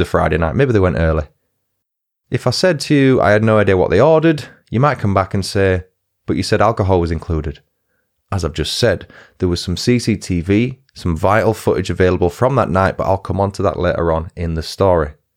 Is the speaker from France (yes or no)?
no; Huddersfield, Yorkshire and the Humber, United Kingdom; my hometown team, Huddersfield